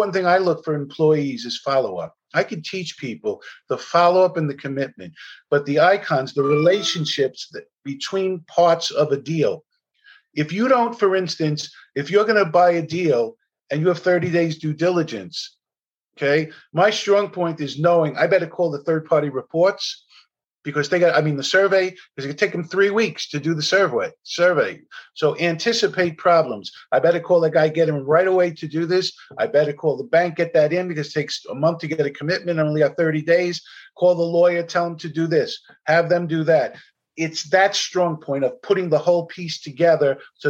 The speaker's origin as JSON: {"language": "English", "town": "New York City", "region": "New York", "country": "United States", "said": "I'm from New York. I owned over 40 buildings here at one point"}